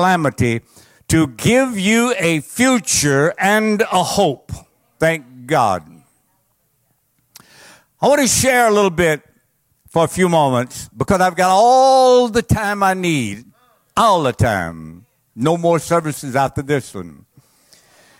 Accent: Cajun, Louisiana, United States; I'm a Cajun

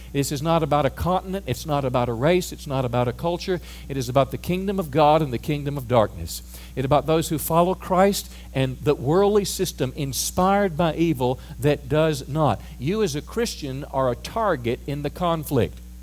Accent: United States; as an American

